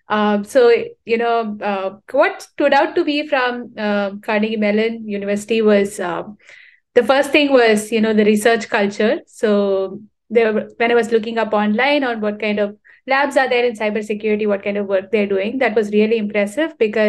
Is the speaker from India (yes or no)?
yes; Chennai, Tamil Nadu, India; So I come from Chennai. It's in the southern part of India, a really hot, scorching place.